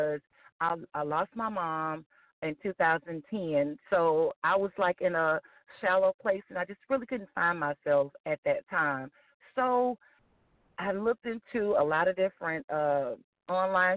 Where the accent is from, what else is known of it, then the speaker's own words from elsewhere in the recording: Houston, Texas, United States; I am from Houston, Texas